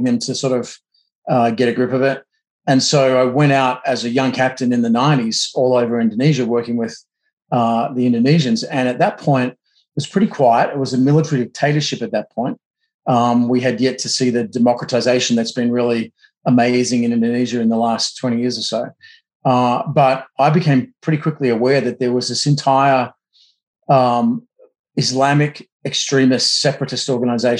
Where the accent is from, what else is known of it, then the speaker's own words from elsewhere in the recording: Australia; moved away as an adult; now in United States; I'm an American now, but I'm Australian by background and was in the Australian military